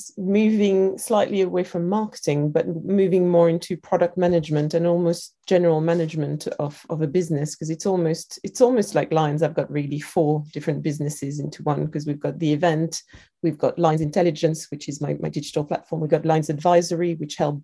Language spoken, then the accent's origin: English; France; accent: French; moved away as an adult; now in London, United Kingdom; I was growing up in France